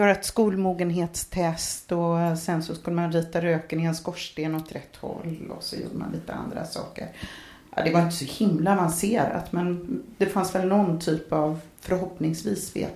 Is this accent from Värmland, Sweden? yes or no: no; Norrköping, Östergötland, Sweden; also born or lived in Stockholm; now in Katrineholm, Sweden; Jag är uppvuxen i Norrköping.